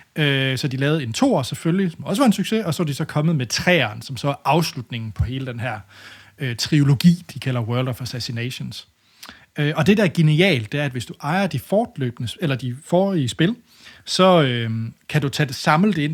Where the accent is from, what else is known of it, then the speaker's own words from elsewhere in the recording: Denmark; som dansker